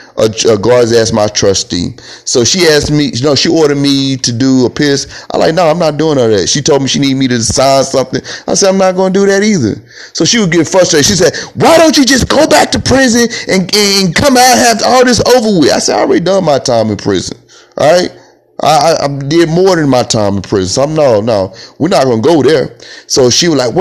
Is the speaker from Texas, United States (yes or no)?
yes; Texas, United States; I'm a Texan. You know, I was born on this land in Texas, on Texas land